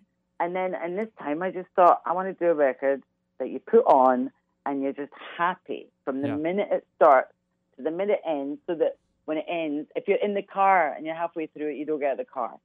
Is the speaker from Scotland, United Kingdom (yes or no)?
yes; Glasgow, Scotland, United Kingdom; moved away; growing up in Glasgow, Glasgow is very much uh, it's all about soul music